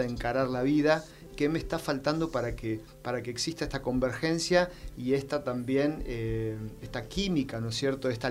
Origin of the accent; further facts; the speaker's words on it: Argentina; como ciudadano, digamos, ahora como argentino